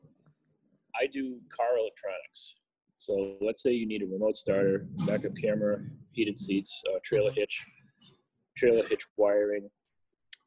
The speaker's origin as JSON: {"language": "English", "town": "Boston", "region": "Massachusetts", "country": "United States", "tie": "born or raised there", "also_born_or_lived": "New England", "moved": "as an adult", "lives_now": "Charlotte, United States", "said": "Born in Boston. Born in Boston, Massachusetts"}